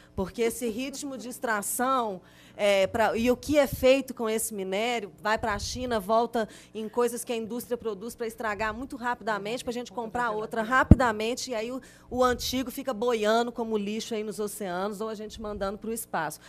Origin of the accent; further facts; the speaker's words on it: Belo Horizonte, Minas Gerais, Brazil; now in Brumadinho, Brazil; eu nasci em Belo Horizonte e fiz jornalismo